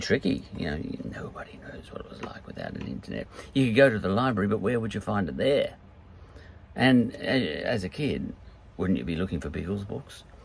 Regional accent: Australia; I come from Australia

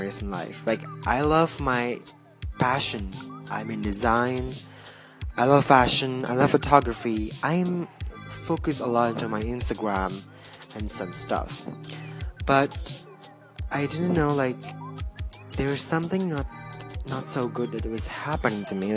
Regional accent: Jakarta, Indonesia; I am from Jakarta, Indonesia

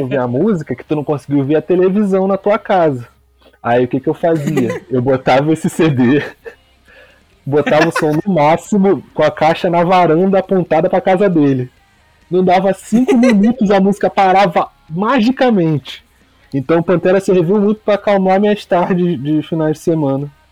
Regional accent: Rio de Janeiro, Brazil; Sou da zona oeste do Rio, de Campo Grande, maior bairro do Brasil

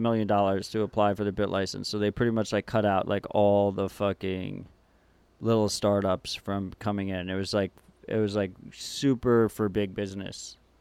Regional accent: New York City, New York, United States; moved away; As a New Yorker

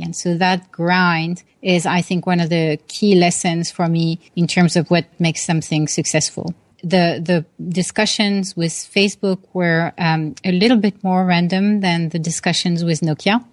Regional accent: Paris, Île-de-France, France; moved away; I grew up in Paris, France

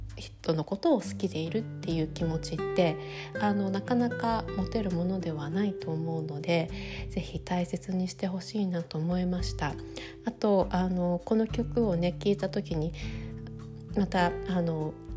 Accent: Sapporo, Hokkaido, Japan; now in New York, United States; 私は札幌出身でうちの両親とも札幌に住んでいます

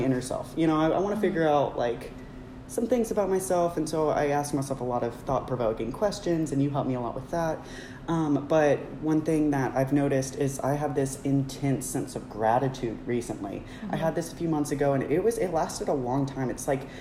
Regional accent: Arkansas, United States; moved away as an adult; also born or lived in Tampa, Florida; now in Texas, United States; I'm originally from Arkansas, but I moved here from Tampa, Florida

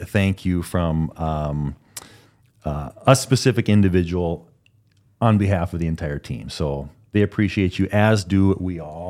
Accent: Minnesota, United States; I am from Minnesota. Okay. Clue number one.

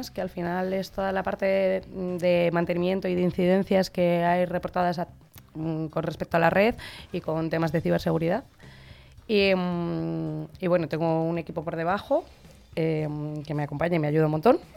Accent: Segovia, Castile and León, Spain; moved away as an adult; now in Madrid, Spain; soy segoviana, eh, pero ya llevo 13 años en Madrid, o sea que ya casi puedo decir que soy gata.

